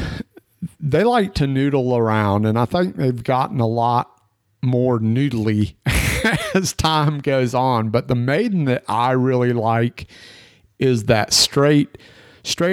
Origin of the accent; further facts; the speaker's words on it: the Bible Belt, United States; growing up in the Bible Belt